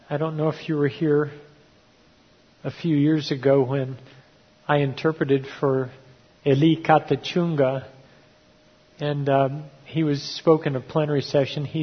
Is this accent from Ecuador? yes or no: yes; Ecuador; And because they recognized that I grew up tribal down in Ecuador, they really shared their hearts with me.